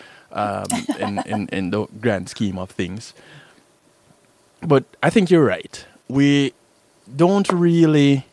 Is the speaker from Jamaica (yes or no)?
yes; Jamaica; I'm Jamaican